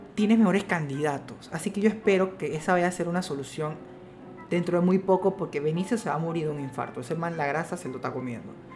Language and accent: Spanish; Panama